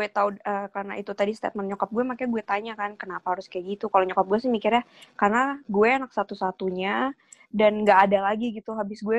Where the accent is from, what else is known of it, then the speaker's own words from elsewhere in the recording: Yogyakarta, Special Region of Yogyakarta, Indonesia; nyokap gue nih dan keluarga besar gue itu masih Jawa banget kita dari Jogja jadi biasanya kakak-kakak tuh sepupu-sepupu gue tante-tante juga masih pakai adat gitu loh